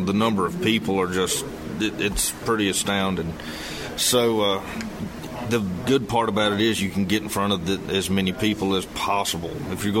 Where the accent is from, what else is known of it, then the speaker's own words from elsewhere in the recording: North Carolina near the Virginia line, United States; Originally, I'm from about 100 miles from here, just over North Carolina on the Virginia line.